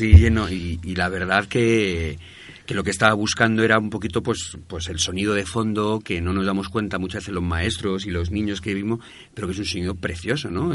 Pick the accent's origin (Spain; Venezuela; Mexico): Spain; Madrid, Community of Madrid; Yo soy de aquí del barrio, Candela también es de aquí de, del barrio, entonces somos de Hortaleza